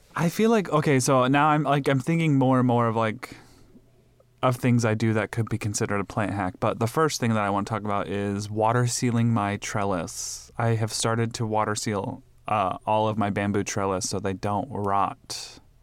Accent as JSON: {"language": "English", "region": "Midwest", "country": "United States", "tie": "born or raised there", "moved": "yes", "lives_now": "Phoenix, United States", "said": "I grew up in the Midwest"}